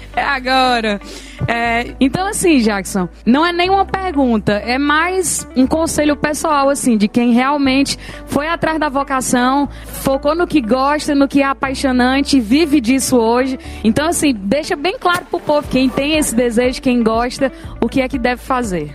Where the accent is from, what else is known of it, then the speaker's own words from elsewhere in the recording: Picos, Piauí, Brazil; minha raiz, de onde eu vim, que é Picos